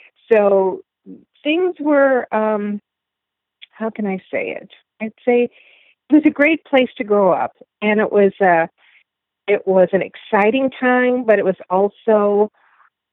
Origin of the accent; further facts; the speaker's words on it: Phoenix, Illinois, United States; moved away; also born or lived in Chicago; I grew up in the suburbs of Phoenix, Illinois